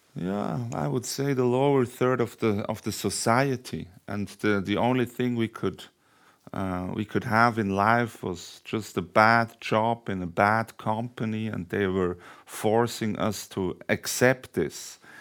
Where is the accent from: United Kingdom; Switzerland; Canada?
Switzerland; Thun, Bern; Thun, which was this crossroad, uh, it's my hometown